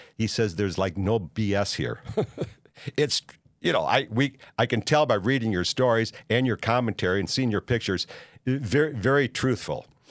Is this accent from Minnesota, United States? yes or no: yes; Minneapolis, Minnesota, United States; moved away; also born or lived in Saint Paul; I was born in Saint Paul and raised in Minneapolis